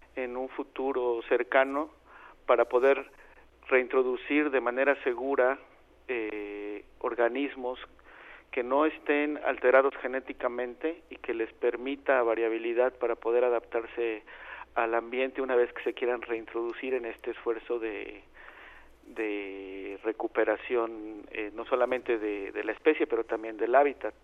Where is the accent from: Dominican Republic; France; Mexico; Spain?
Mexico